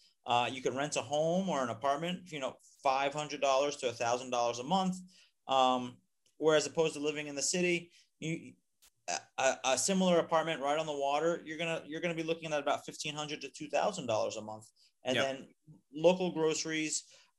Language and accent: English; United States; moved away as an adult; now in Panama; as an American, I'm here on a Friendly Nations visa. It gave me permanent residency